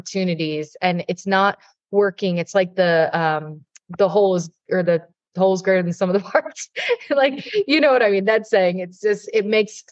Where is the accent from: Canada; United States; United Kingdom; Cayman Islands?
United States; Jupiter, Florida; where I'm based, my hometown in Jupiter, Florida